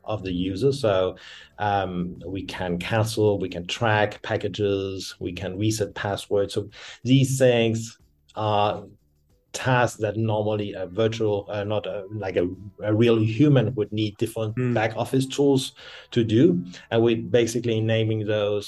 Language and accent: English; France; also born or lived in Denmark / Berlin, Germany; now in Cape Town, South Africa; I'm original from Denmark. I've grown up in France and lived many years in Germany, Berlin, and now I'm based in Cape Town, South Africa